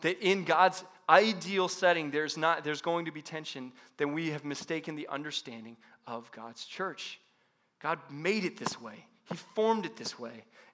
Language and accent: English; Paradise Valley, Arizona, United States; I grew up in Paradise Valley, North Scottsdale area